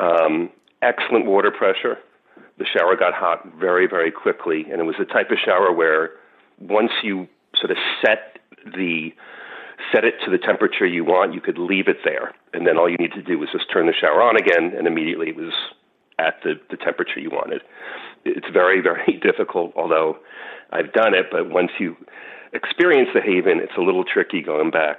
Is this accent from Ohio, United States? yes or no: no; New York, United States; I'm from New York